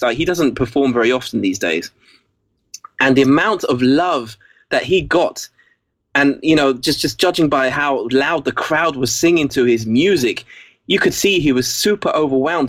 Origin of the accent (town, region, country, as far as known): England, United Kingdom; accent: English; first language English; also born or lived in Basel, Switzerland